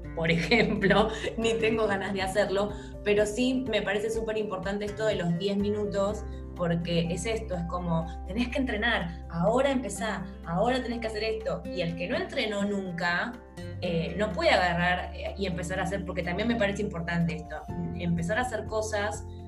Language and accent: Spanish; Argentina; Nosotras somos de Argentina